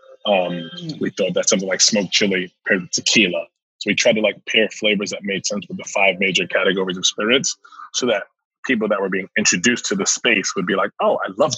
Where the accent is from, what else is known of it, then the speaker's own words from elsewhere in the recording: New York City, New York, United States; moved away as an adult; also born or lived in Temple, Texas / Virginia / Pennsylvania; I'm originally from New York City, from Queens. I was raised in Queens